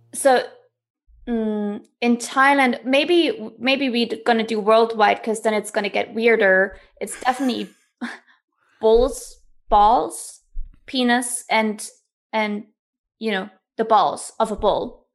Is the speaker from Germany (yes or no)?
yes; East Germany, Germany; moved away; growing up in Germany, I come from East Germany, so I was born behind the wall.